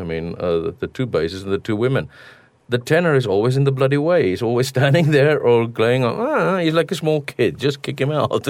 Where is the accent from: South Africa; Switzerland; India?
South Africa; born or raised there; moved away